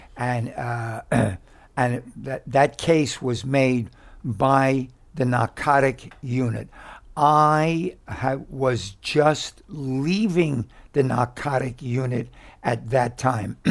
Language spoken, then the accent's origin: English; New York City, New York, United States; we grew up together in West Harlem